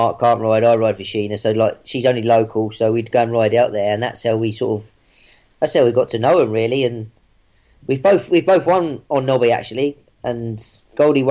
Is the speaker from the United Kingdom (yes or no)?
yes; Brighton, South East England, United Kingdom; I'm from Brighton, so I'm very much a townie. I literally lived 500 yards from Brighton Racecourse